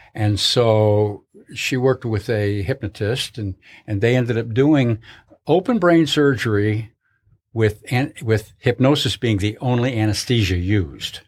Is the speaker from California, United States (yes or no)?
no; Connecticut, United States; moved away; I was born, born and raised in Connecticut.